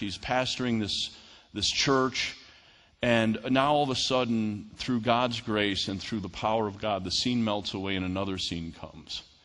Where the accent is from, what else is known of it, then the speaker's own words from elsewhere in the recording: New York, United States; moved away; I'm from New York